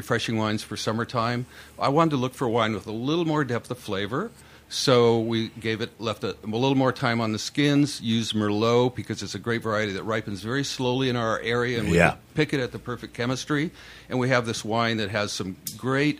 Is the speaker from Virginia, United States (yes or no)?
no; Healdsburg, California, United States; I grew up on our family property just south of Healdsburg